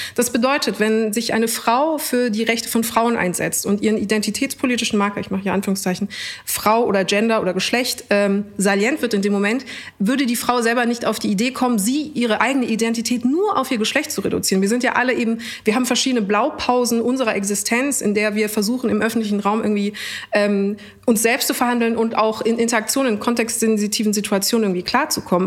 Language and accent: German; Munich, Bavaria, Germany; aus München.